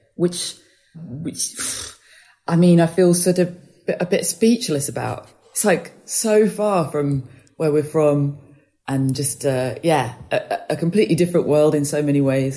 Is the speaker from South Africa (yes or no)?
no; United Kingdom; my passport says I'm British